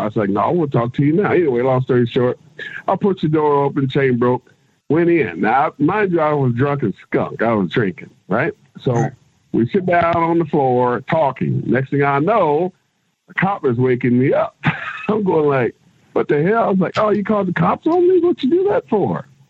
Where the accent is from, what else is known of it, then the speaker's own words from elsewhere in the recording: Kansas City, United States; I'm from Kansas. Uh, you know, I grew up in Kansas City